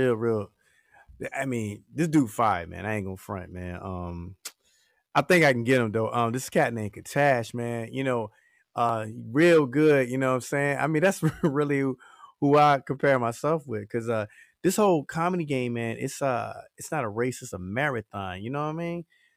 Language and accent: English; Portsmouth, Virginia, United States; 757 Virginia, you know what I'm saying? Hampton Roads, P-Town, Virginia. You know what I'm saying? That's where I'm from.